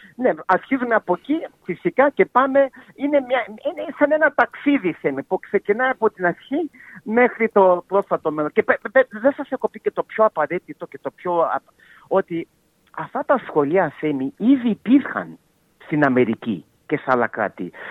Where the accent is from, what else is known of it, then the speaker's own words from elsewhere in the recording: Melbourne, Victoria, Australia; εγώ γεννήθηκα στη Μελβονή ε, οι γονεί μου κατάγονται από τη Μακεδονία, από την Σλόινα και από τη Θεσσαλονίκη. Αλλά εγώ είμαι γεννημένο εδώ στην Αυταλία.